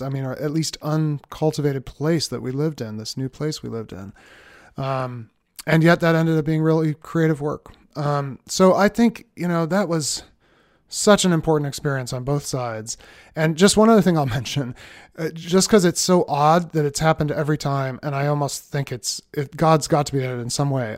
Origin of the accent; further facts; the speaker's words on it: Boston, Massachusetts, United States; moved away as an adult; also born or lived in Cambridge, Massachusetts / Philadelphia; We moved from Boston, where I'd lived my whole life